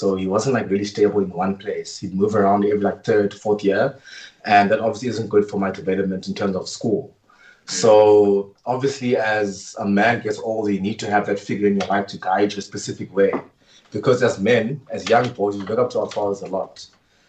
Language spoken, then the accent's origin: English; East London, Eastern Cape, South Africa; I'm from East London.